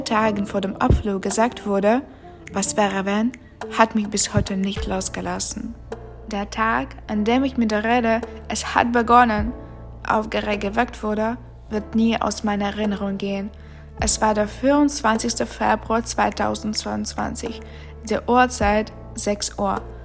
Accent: Ukraine; German is a second language; moved away as an adult; now in Berlin, Germany; seit Beginn des Kriegs in meiner Heimat

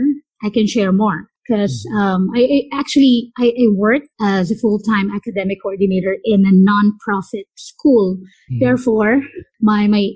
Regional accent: San Pedro, Calabarzon, Philippines; also born or lived in Muntinlupa; I basically grew up in San Pedro, Laguna, and then we transferred to Montelupa

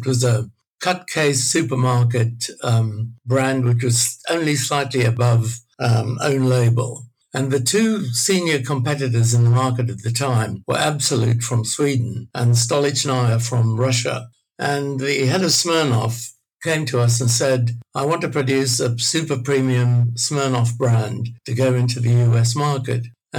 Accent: Australia; Being Australian was very macho.

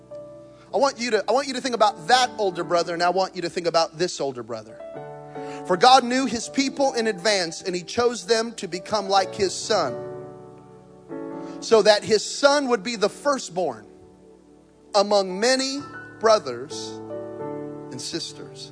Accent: New Mexico, United States; I'm from New Mexico. We're hunters and gatherers.

